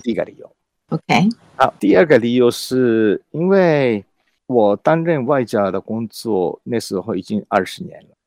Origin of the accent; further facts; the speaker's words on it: Japan; first language Japanese; Chinese is a second language; moved away as an adult; also born or lived in Beijing / Australia; now in Taiwan; 日文来讲，呃，我的，用嗯哼。我的母语来讲